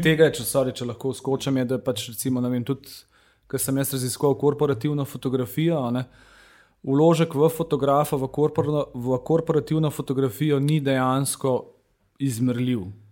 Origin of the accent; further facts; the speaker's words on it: Slovenia; Slovenci smo